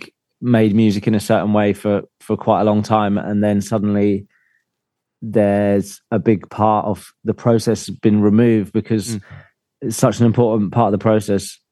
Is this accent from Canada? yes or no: no; London, United Kingdom; I'm from London, probably not too far from you guys